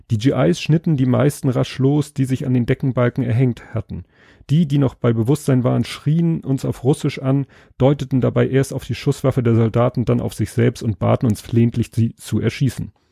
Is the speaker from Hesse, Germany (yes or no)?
no; Bavaria, Germany; ja gut, Deutscher bin ich auch, aber ich fühle mich in erster Linie eben, so wie hier beschrieben, als Bayer